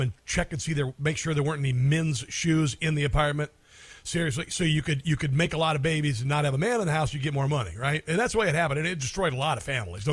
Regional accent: Iowa, United States; I'm from Iowa

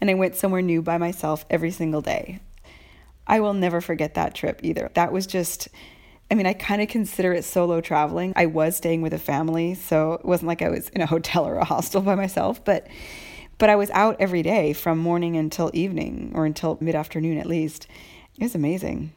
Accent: United States; now in Italy; Halloween is very important, a holiday for me as an American

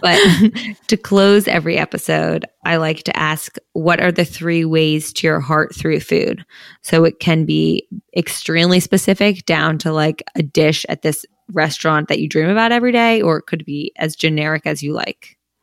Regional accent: Princeton, New Jersey, United States; we came from Princeton, New Jersey, so, like, a very nice town

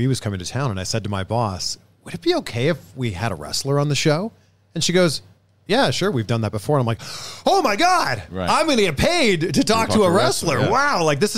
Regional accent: Toronto, Ontario, Canada; moved away as an adult; also born or lived in Cleveland / Miami / Fort Lauderdale; now in Los Angeles, United States; Originally Toronto.

